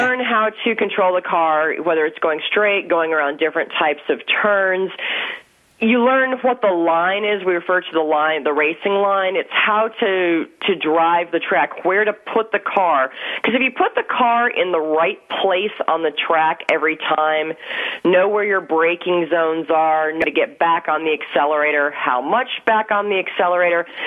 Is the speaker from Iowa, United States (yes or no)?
no; Wisconsin, United States; moved away; I grew up in Wisconsin